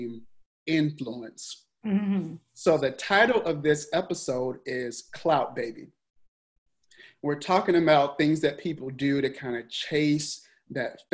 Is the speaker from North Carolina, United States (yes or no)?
yes; Charlotte, North Carolina, United States; I grew up in Charlotte, North Carolina